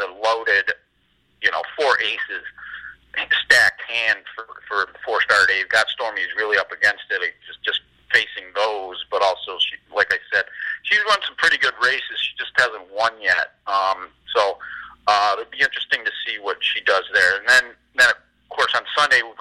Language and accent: English; Rochester, New York, United States; moved away; my hometown team